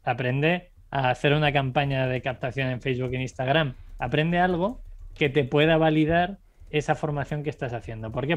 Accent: Segovia, Castile and León, Spain; moved away as an adult; also born or lived in Ireland; Yo venía de Segovia, que es una ciudad de 60.000 habitantes

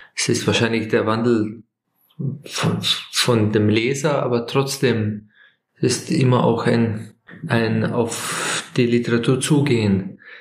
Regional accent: Slovenia; Aus, aus Slowenien

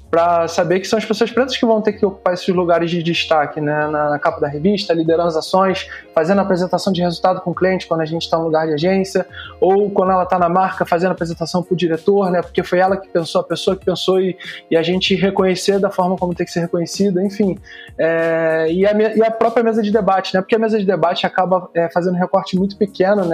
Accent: Rio de Janeiro, Brazil; Eu sou da Zona Norte aqui do Rio de Janeiro

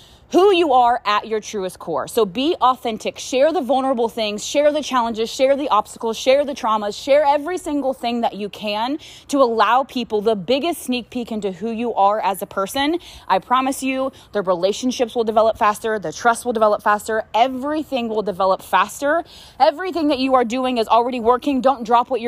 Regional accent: Frederick County, Maryland, United States; moved away as an adult; also born or lived in Baltimore, Maryland; now in Texas, United States; I was born and raised in Maryland. I grew up in a farm city called Frederick County, Maryland

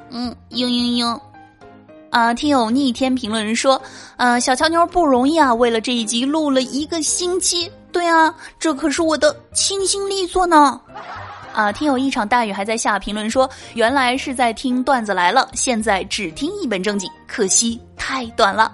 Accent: China; 我是中国人

